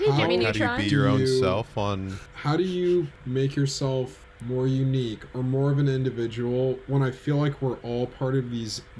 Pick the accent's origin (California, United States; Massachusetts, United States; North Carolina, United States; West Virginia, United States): California, United States; I'm from California